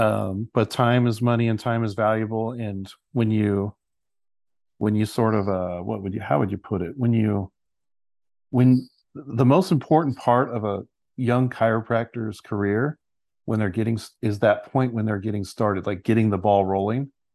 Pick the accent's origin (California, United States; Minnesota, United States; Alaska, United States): California, United States; San Luis Obispo; I'm from, originally from San Luis Obispo, California